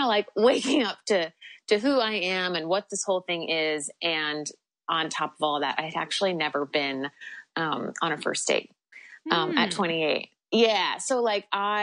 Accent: New York, United States; I'm from New York

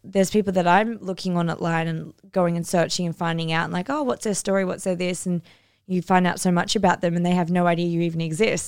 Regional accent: Northern New South Wales, Australia; moved away as an adult; also born or lived in Cairns; now in Bali; I'm from North and New South Wales

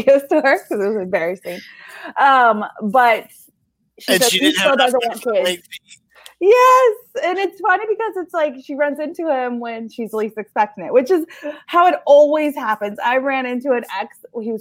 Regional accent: Northern California, United States; moved away; my tiny little hometown in Northern California, there is still a video store

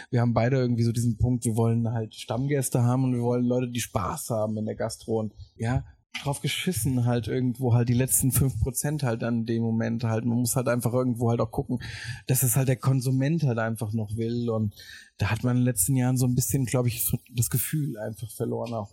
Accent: Mainz, Rhineland-Palatinate, Germany; das ist so ein bisschen halt irgendwie Mainz, meine Heimat.

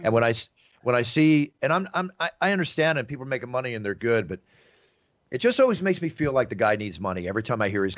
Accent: Dallas, Texas, United States; You should hear me after I go back to my hometown of Dallas, Texas for a few days.

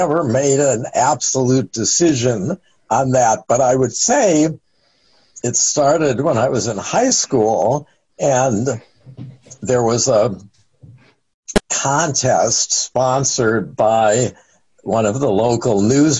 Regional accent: Cleveland, Ohio, United States; I'm actually from Cleveland, Ohio.

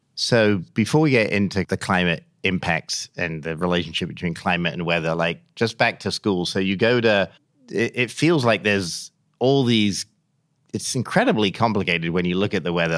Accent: England, United Kingdom; moved away; I grew up in England

